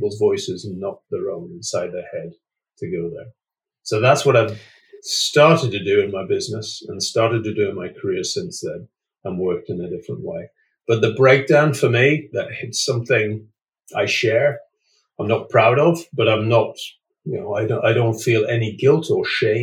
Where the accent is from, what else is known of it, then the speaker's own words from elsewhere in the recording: United Kingdom; also born or lived in Scotland / North East England; I grew up in Scotland in the northeast of England